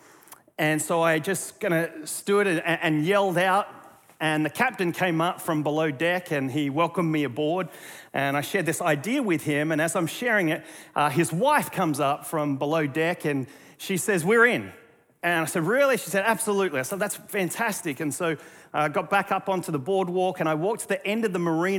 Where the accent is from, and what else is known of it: Australia; now in North Carolina, United States